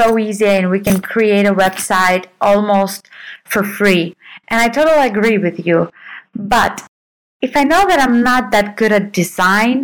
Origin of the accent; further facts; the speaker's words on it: Russia; I come from Russia.